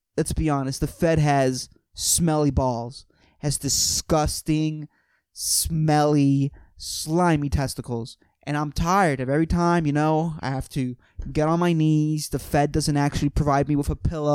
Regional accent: Puerto Rico; born or raised there

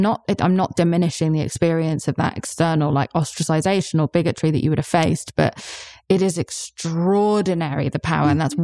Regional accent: United Kingdom; I'm British

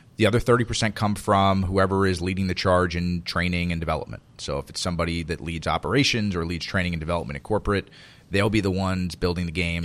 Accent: Miami, Florida, United States; I grew up in Miami

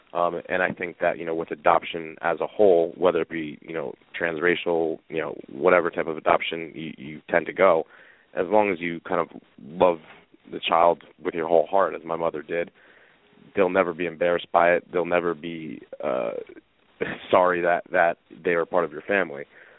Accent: Northeast, United States; whereas I was from the Northeast.

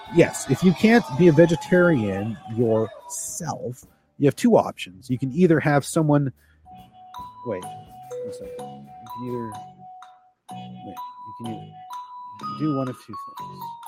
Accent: Canada; I identify as a Canadian, obviously. I am Canadian

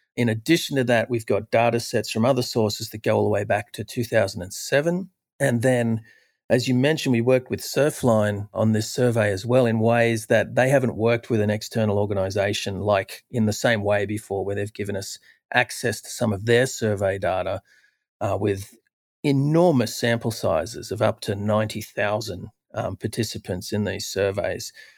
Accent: Australia; when I was a youth growing up in Australia

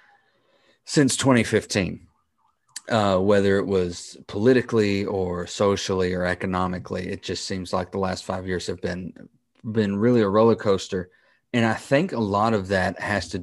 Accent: United States; I, as an American

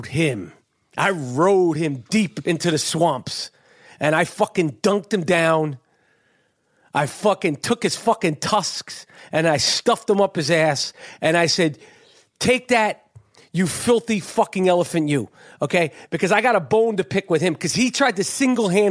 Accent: New York City, New York, United States; I'm born and raised in New York City, right in Moneymaker, Manhattan

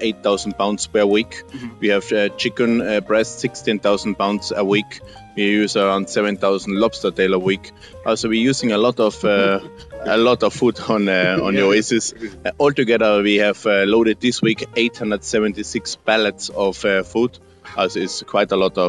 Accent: Austria; English is a second language; moved away as an adult; also born or lived in Salzburg, Austria / Sydney, Australia / Norway; now in Mexico; I'm born in Austria, living now in Mexico.

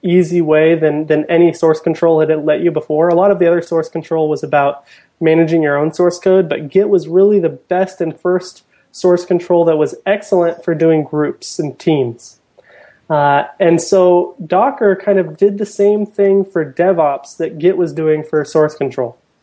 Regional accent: Portland, United States; I'm from Portland

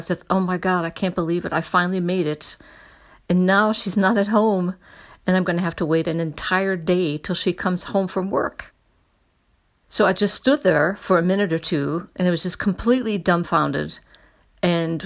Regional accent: United States; I'm an American

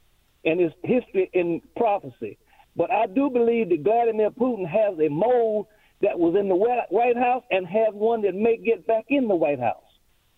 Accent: District of Columbia, United States; I grew up around the Military District of Washington as a boy.

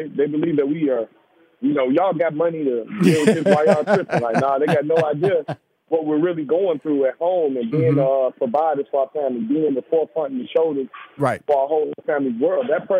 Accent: Chicago, Illinois, United States; born or raised there

